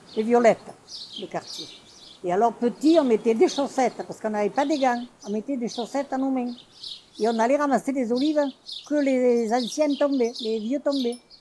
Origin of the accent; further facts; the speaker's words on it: Belvèze, Occitania, France; Moi, je suis même née à Belvezé, dans la maison de mes parents. Je suis vraiment de Belvezé.